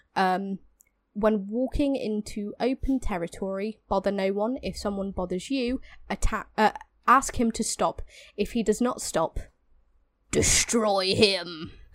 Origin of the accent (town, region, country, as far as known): England, United Kingdom